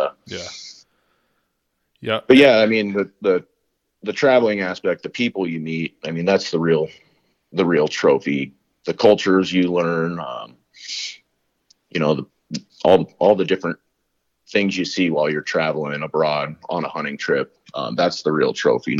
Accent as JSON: {"language": "English", "region": "Colorado", "country": "United States", "tie": "born or raised there"}